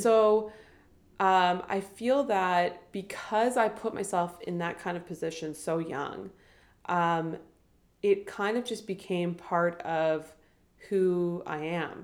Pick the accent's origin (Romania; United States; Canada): Canada; Ottawa, Ontario; growing up in Ottawa and especially like from a small town